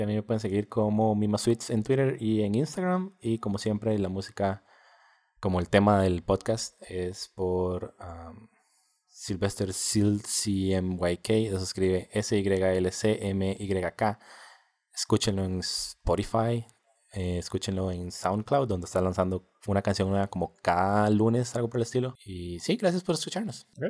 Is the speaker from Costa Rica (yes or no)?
yes; Costa Rica; Nosotros somos de Costa Rica